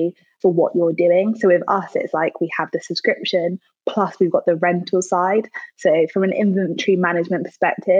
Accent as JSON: {"language": "English", "region": "London", "country": "United Kingdom", "tie": "born or raised there", "also_born_or_lived": "Manchester", "said": "So I started the business in Manchester, but now I'm based in London. It's my hometown."}